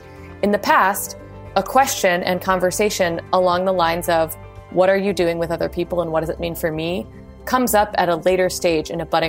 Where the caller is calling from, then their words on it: Oakland, California, United States; I'm calling in from Oakland, California.